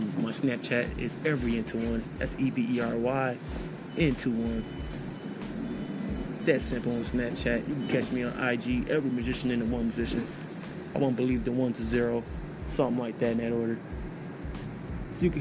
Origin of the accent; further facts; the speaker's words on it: New York City, New York, United States; I was raised in Jamaica, Queens